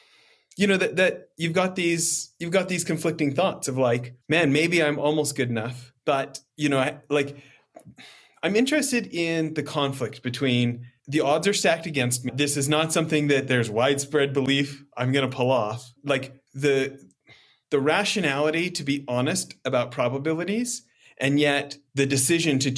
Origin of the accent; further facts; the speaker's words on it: Alberta, Canada; growing up in Alberta